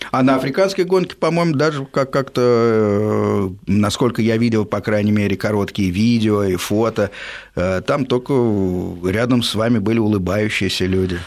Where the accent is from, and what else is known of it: Saint Petersburg, Russia